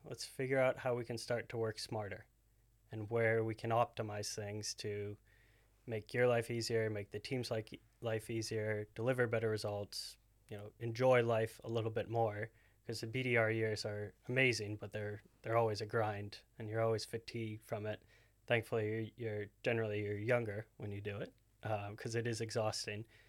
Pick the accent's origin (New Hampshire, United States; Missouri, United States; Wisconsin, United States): New Hampshire, United States; moved away as an adult; I'm, I'm originally from New Hampshire, so East Coast, completely different side of the country